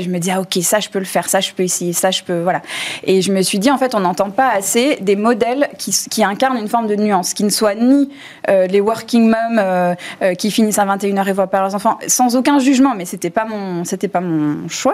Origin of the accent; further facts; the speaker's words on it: United States; now in France; j'ai grandi aux États-Unis